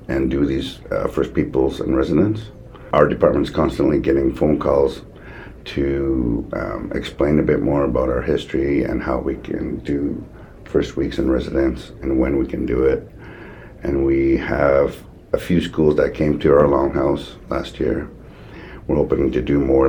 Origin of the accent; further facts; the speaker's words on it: Chehalis, British Columbia, Canada; I am from Chehalis